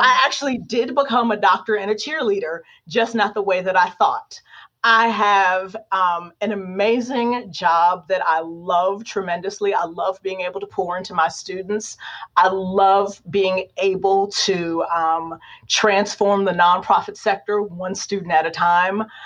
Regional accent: Warren, Ohio, United States; moved away; I'm just a kid from Warren, Ohio. We don't become professors at the University of Notre Dame.

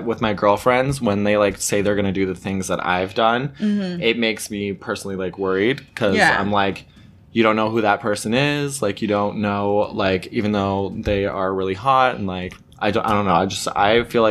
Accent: Canada; I'm technically Canadian. I guess I'm like Canadian. Like I've born and raised here my whole life, right?

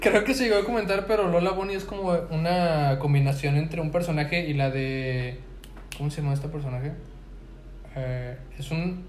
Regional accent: Monterrey, Nuevo León, Mexico; como buen regio

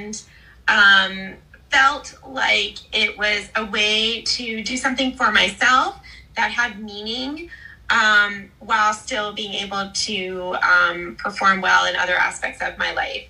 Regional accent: Columbus, Ohio, United States; I'm a Midwest gal. I'm from Columbus

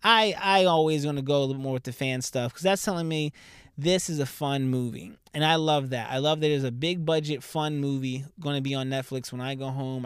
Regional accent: Southern New Jersey, United States; also born or lived in Philadelphia; I'm from Southern Jersey

